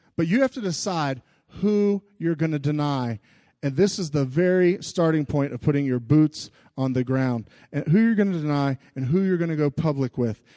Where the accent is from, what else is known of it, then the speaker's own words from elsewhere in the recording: United States; especially to us in America.